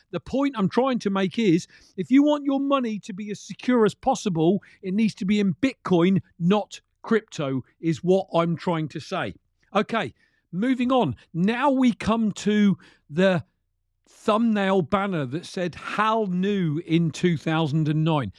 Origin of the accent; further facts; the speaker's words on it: United Kingdom; Being a Brit